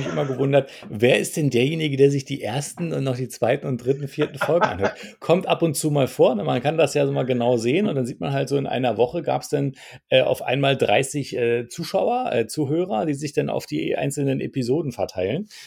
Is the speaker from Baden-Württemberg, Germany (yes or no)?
yes; Heidelberg, Baden-Württemberg, Germany; ich bin aus Heidelberg.